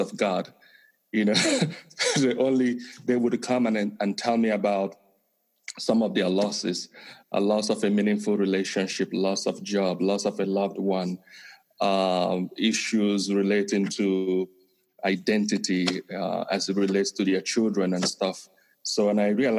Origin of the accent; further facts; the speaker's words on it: Nigeria; first language Igbo; English is a second language; moved away as an adult; also born or lived in Argentina; now in Connecticut, United States; I was born and raised in Nigeria